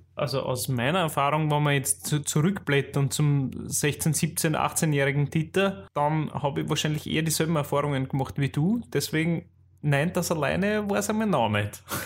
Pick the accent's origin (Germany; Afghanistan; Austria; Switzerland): Austria; accent: Austrian dialect; in unserem österreichischen Dialekt